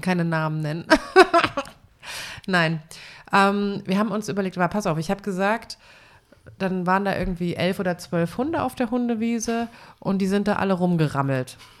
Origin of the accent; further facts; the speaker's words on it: eastern Germany, Germany; bei uns im Osten